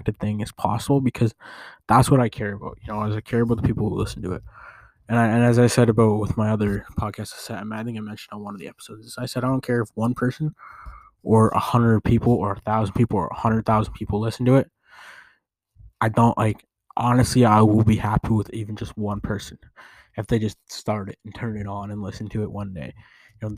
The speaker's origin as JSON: {"language": "English", "country": "Canada", "said": "I am Canadian"}